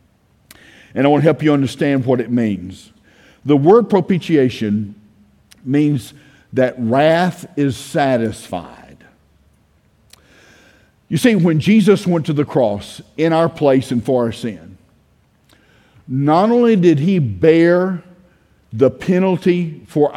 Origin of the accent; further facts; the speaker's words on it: United States; I grew up in Brooks County. I graduated Brooks County High School.